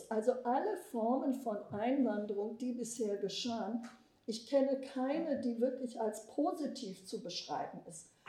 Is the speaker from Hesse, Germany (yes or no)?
no; Bremen, Germany; ich bin in Bremen groß geworden, protestantisch.